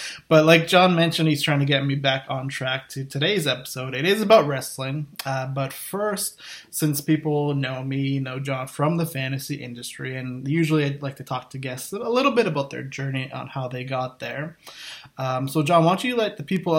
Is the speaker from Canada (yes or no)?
yes; Canada; I'm from Canada